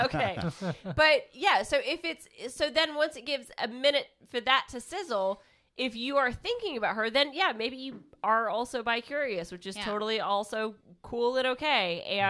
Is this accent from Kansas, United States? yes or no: yes; Kansas, United States; I'm just saying, you can also tell I'm from Kansas